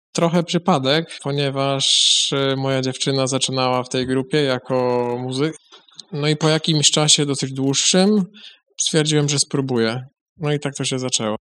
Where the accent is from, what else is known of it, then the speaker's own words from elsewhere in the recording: Chodzież, Greater Poland, Poland; pochodzę z Chodzieży